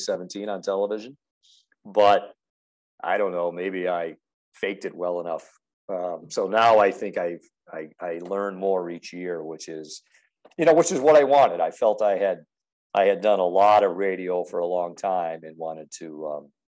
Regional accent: Pawtucket, Rhode Island, United States; moved away as an adult; also born or lived in Wheeling, West Virginia; I grew up in Pawtucket, just north of Providence

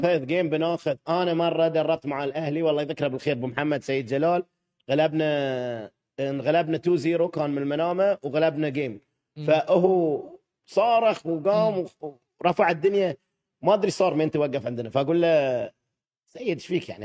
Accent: Kuwait; أنا كويتي أسكن هني

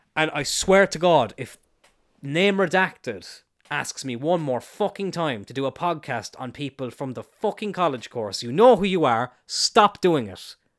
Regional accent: East Cork, Munster, Ireland; I'm from East Cork

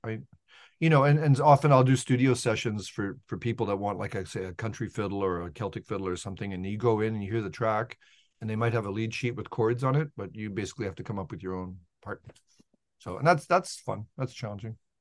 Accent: Edmonton, Alberta, Canada; I grew up in Edmonton, Alberta

